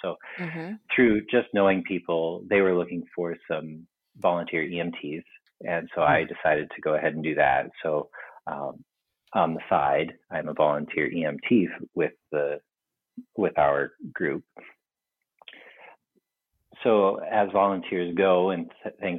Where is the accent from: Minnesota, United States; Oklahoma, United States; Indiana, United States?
Oklahoma, United States; Tulsa; moved away as an adult; also born or lived in Colorado / Des Moines, Iowa; now in Lohrville, United States; we moved to Tulsa, Oklahoma for the remainder of it